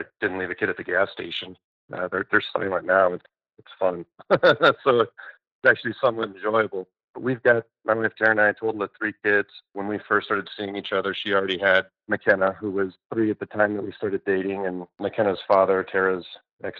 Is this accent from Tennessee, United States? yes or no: no; Denver, Colorado, United States; born or raised there; also born or lived in Kankakee, Illinois